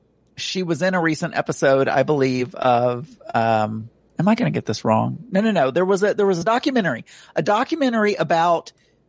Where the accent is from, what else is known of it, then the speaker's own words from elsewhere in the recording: the South, United States; accent: Southern; also born or lived in England; I lost a little bit of my Southern accent